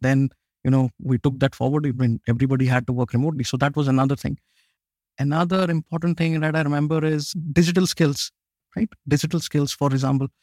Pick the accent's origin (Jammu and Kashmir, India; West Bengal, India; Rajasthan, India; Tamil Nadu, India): Jammu and Kashmir, India; also born or lived in Pune, India; now in Chile; I'm originally from India. I was born way up in the north of India. It's a place called Kashmir, way up in the mountains.